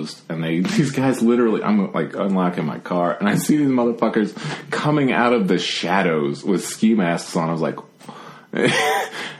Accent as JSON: {"language": "English", "region": "Virginia", "country": "United States", "tie": "born or raised there", "said": "growing up in Virginia, like you have a lot of history just around"}